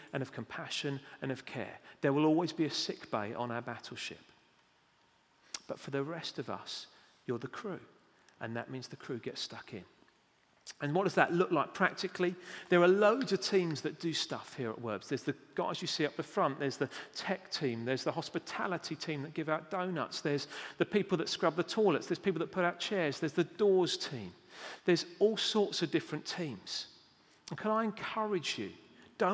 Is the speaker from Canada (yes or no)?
no; United Kingdom; We're British